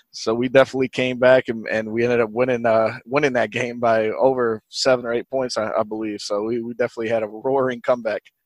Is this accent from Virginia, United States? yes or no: yes; Virginia, United States; moved away as an adult; also born or lived in New Jersey; now in Detroit, United States; born in New Jersey, but I did grow up in, uh, in a kind of a, a country part of, uh, Virginia